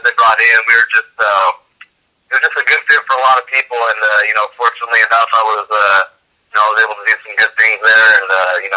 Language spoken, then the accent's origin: English; Los Angeles, California, United States; moved away as an adult; also born or lived in Spokane, Washington; born and raised in the Los Angeles area